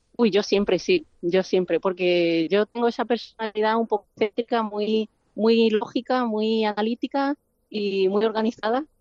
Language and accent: Spanish; Cádiz, Andalusia, Spain; moved away as an adult; now in Solana Beach, United States; yo soy andaluza